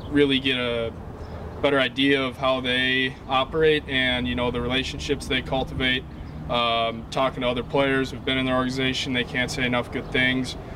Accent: Minnesota, United States; I come from Minnesota where you know they value relationships and players

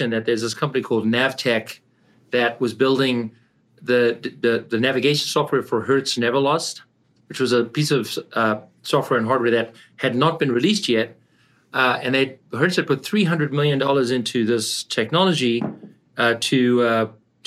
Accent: South Africa; moved away as an adult; also born or lived in Canada / California; I grew up in South Africa and I came to Canada to study

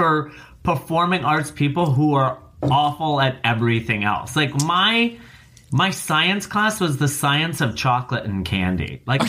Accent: Rockford, Illinois, United States; now in New York, United States; My mother's Norwegian, my father is Turkish. I grew up in the outskirts of Chicago.

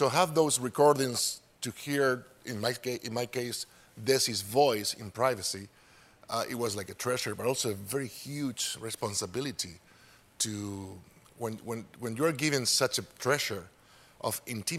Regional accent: Spain; English is a second language; We barely have TVs there back in the 50s. Actually, in the 50s, we had Franco, which is a dictatorship.

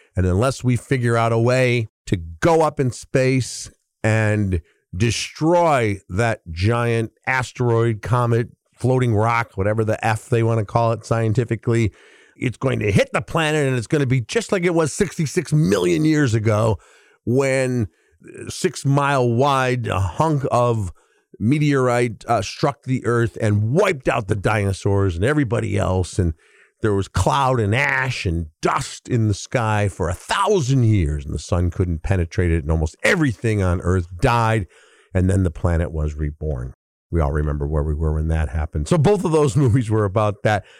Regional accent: Chicago, Illinois, United States; my hometown newspaper, the Chicago Sun Times.

